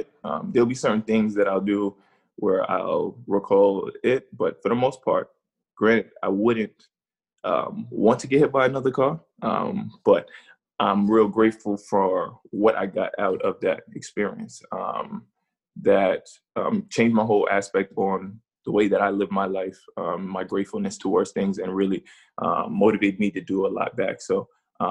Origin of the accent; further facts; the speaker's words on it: New York, United States; moved away as an adult; now in Boston, United States; growing up in New York